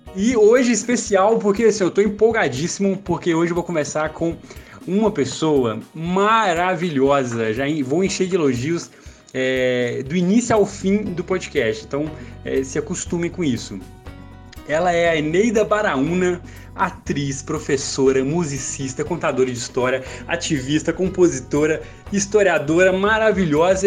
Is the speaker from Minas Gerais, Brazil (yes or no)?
yes; São Domingos das Dores, Minas Gerais, Brazil; moved away; eu sou do interior de Minas Gerais, é, morei na cidade de São Domingos das Dores